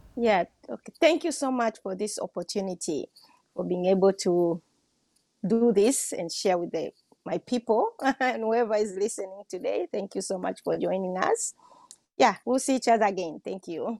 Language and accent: English; Tanzania; also born or lived in Washington State; I'm from Tanzania.